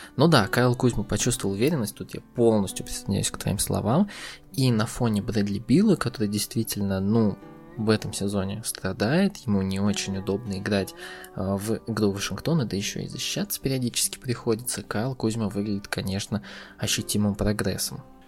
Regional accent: Russia; я россиянин

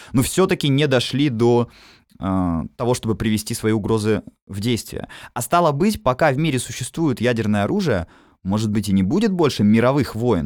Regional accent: Obninsk, Kaluga Oblast, Russia; я сам уроженец города Обнинск

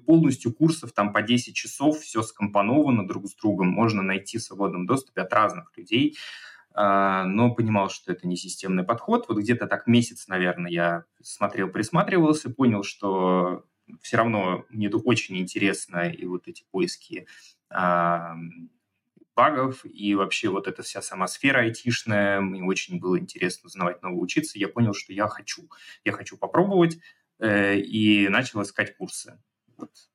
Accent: Moscow, Russia; moved away as an adult; also born or lived in Kazakhstan; now in Larnaca, Cyprus; Всю жизнь я жил и прожил в Москве

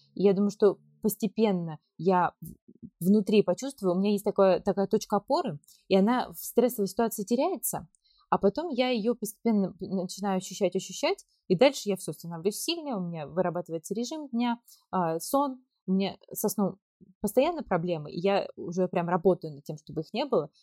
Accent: Kemerovo Oblast, Russia; moved away as an adult; now in Turkey; я э, вообще родом из Кемеровской области

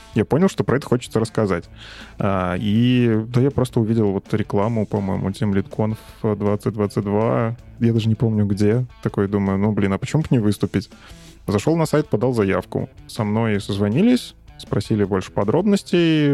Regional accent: Minsk, Belarus; я сам из Минска, из Беларуси

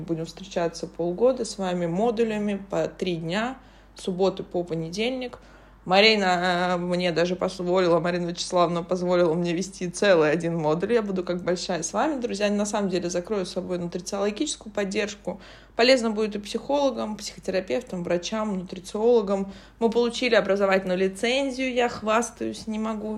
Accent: Saint Petersburg, Russia; я родилась в Петербурге

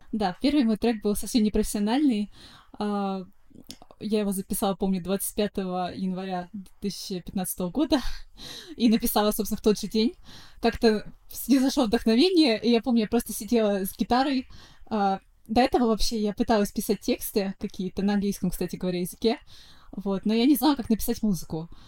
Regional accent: Saint Petersburg, Russia; Коренная петербурженка

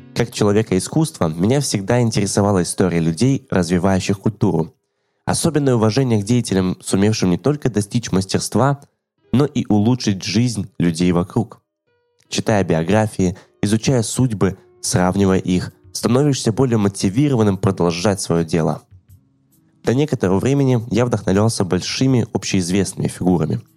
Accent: Yalta, Crimea, Ukraine; в моем родном городе Ялта

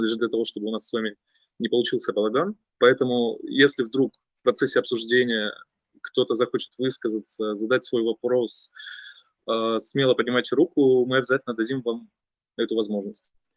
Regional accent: Taganrog, Rostov Oblast, Russia; я сам из Таганрога, это Ростовская область

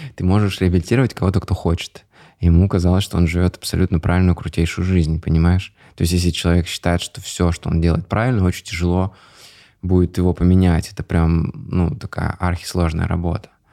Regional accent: Ozersk, Chelyabinsk Oblast, Russia; moved away as an adult; also born or lived in Moscow; now in Dubai, United Arab Emirates; Я родился в Озерске, это Челябинская область

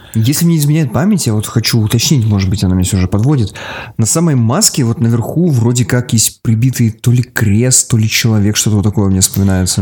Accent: Magadan, Magadan Oblast, Russia; moved away; Я родился в Магадане, но не был там уже очень давно

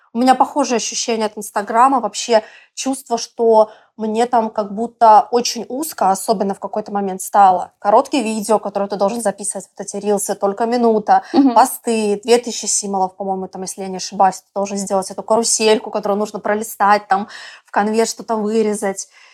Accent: Belarus; moved away as an adult; also born or lived in Moscow, Russia; now in Bali, Indonesia; я вообще из Беларуси и до четырнадцатого года жила, училась там.

